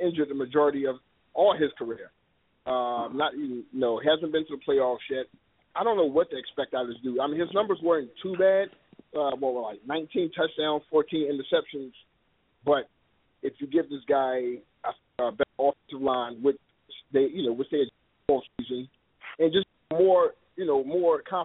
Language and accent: English; Philadelphia, Pennsylvania, United States; that's always my hometown team